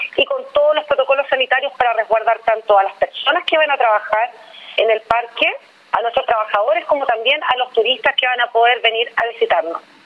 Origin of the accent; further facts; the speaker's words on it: Magallanes and Chilean Antarctica, Chile; soy magallánica